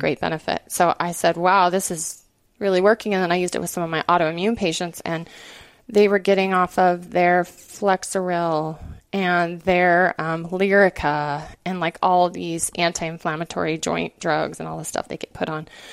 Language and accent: English; Montana, United States; moved away as an adult; also born or lived in Washington; my home state of Montana